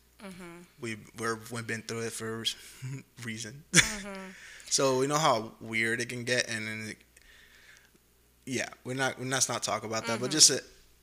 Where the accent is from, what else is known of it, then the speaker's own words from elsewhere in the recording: Jamaica; born there; but when people's like, where are you from? Jamaica. I'm like, because mm-hmm. I was born there. I'm not because my dad is Jamaican. I was literally born in the country.